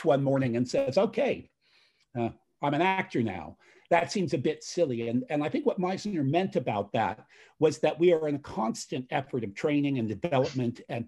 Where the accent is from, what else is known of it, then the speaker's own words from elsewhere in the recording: United States; As an American-born individual who's now done work all over the world